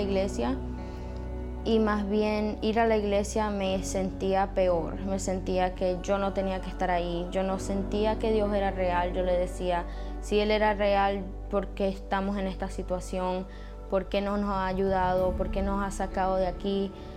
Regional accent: Venezuela; soy venezolana y tengo 19 años

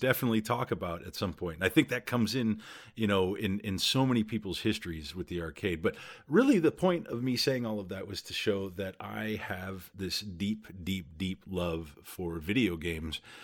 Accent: Southern California, United States; I grew up in Southern California

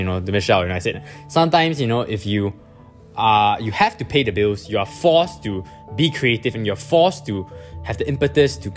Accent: Singapore; I'm from Singapore

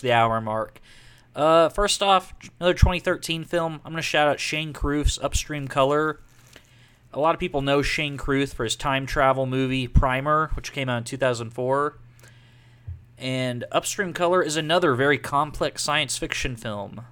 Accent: Texas, United States; we're all from Texas

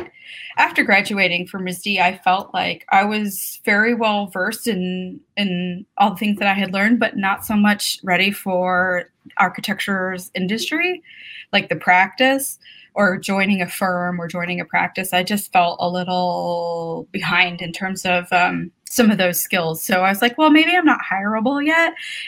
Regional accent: New Mexico, United States; also born or lived in San Francisco, United States / Phoenix, United States; I'm from like several places, I suppose. So I was born in San Francisco, but we were there for like a year. Then my parents moved down to Phoenix, Arizona, and then to New Mexico, where a lot of my extended family is from. All over New Mexico

